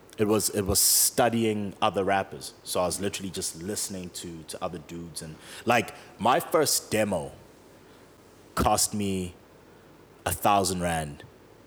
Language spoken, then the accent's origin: English; Johannesburg, Gauteng, South Africa; also born or lived in KwaDukuza/KwaMaphumulo, KwaZulu-Natal / Parkmore, Johannesburg; grew up in DK, left there when I was a teenager